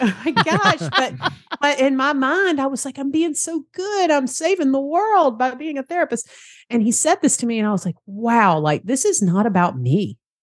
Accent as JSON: {"language": "English", "town": "Savannah", "region": "Georgia", "country": "United States", "accent": "Southern", "said": "I'm down here in Savannah, Georgia, if you enjoy my Southern accent there."}